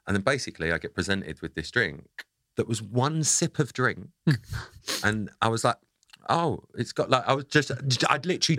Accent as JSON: {"language": "English", "area": "Essex", "region": "East of England", "country": "United Kingdom", "said": "I'm from Essex."}